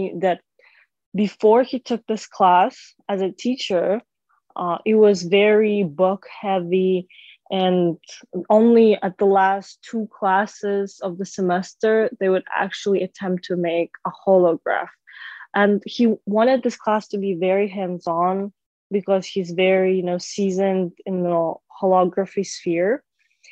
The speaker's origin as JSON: {"language": "English", "country": "Kazakhstan", "moved": "yes", "lives_now": "Chicago, United States", "said": "my home country, Kazakhstan"}